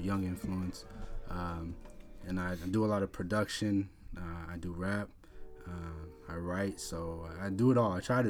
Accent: Phoenix, Arizona, United States; moved away as an adult; also born or lived in Texas; now in Houston, United States; Yeah, so I'm originally from Arizona, Phoenix. I came out here about 9 years ago. Been out here since 2008.

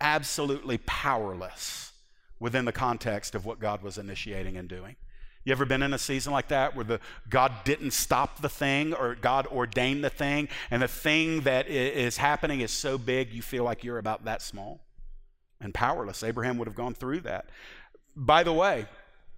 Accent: United States; American 21st century Christians

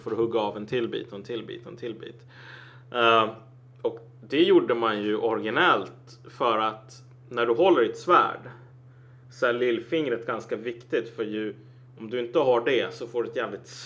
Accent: Cameroon; bara, jag kommer från Kamerun. Det är fan inte samma grej

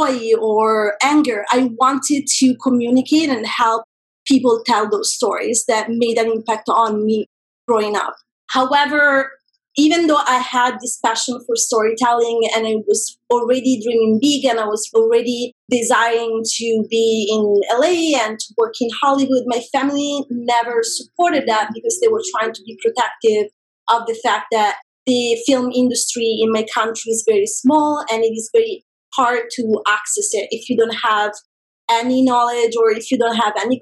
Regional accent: a small town outside of Rome, Lazio, Italy; moved away as an adult; now in Los Angeles, United States; I grew up in a very small town outside of Rome.

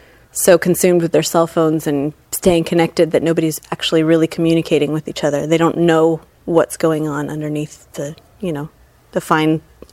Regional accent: Fullerton, California, United States; I grew up here in Fullerton, and I studied at Fullerton High School, and I went to Chapman University briefly

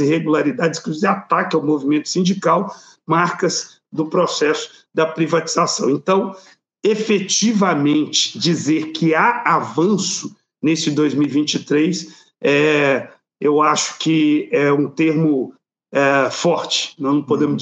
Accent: Belo Horizonte, Minas Gerais, Brazil; eu sou aqui de Minas Gerais, de Belo Horizonte

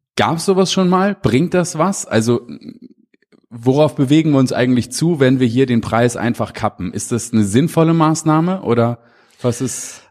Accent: Hamburg, Germany; Ich komme nun aus Hamburg, wir sitzen hier in Köln

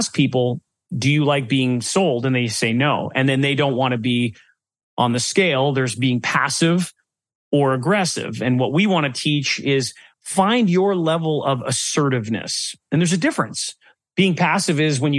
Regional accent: Canada; Being a Canadian

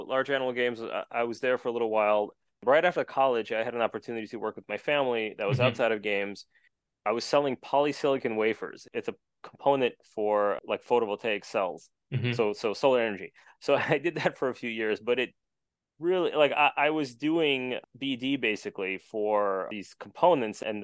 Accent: New York area, United States; I'm from New York area

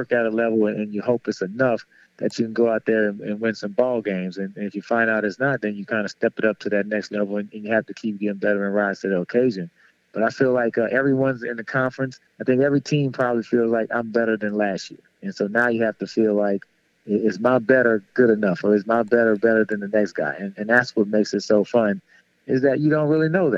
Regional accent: New Orleans, Louisiana, United States; moved away as an adult; growing up in New Orleans

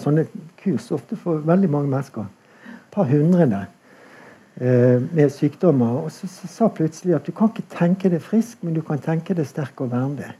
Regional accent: Bergen, Vestland, Norway; Jeg er jo bergenser

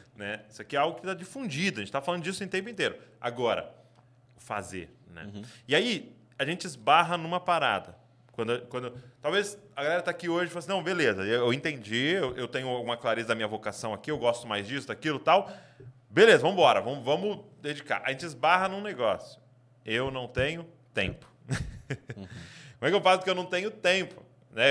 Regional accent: Brazil; como brasileiro a gente é

